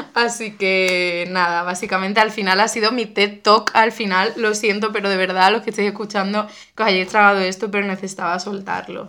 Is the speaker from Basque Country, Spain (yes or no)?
no; Cádiz, Andalusia, Spain; moved away as an adult; also born or lived in Seville; yo soy de Cádiz y me mudé a, a Sevilla a estudiar arte dramático